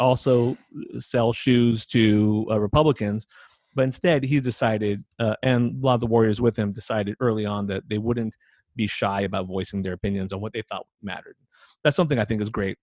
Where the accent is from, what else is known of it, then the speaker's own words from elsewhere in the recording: United States; I, as an American